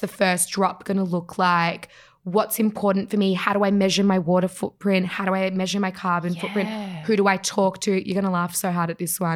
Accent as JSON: {"language": "English", "country": "Australia", "tie": "born or raised there", "said": "We all grew up in Australia."}